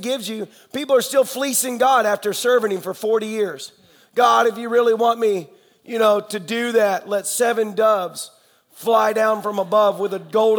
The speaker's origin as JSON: {"language": "English", "region": "Tennessee", "country": "United States", "said": "I'm the redneck from Tennessee"}